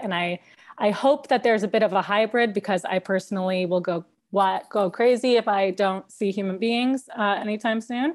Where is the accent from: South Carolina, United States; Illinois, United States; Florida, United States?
Illinois, United States; Chicago; moved away as an adult; also born or lived in Wisconsin; now in Los Angeles, United States; I am from Chicago